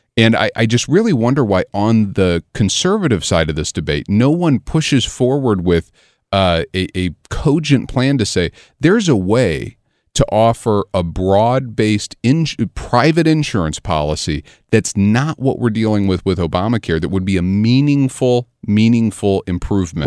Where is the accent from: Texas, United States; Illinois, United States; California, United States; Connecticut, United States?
Illinois, United States; Southern; I grew up over in Southern Illinois